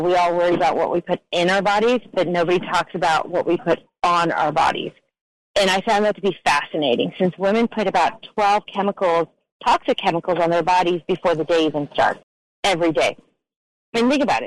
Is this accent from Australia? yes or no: no; Ukraine; moved away; I was born in the Ukraine when it was still under Soviet rule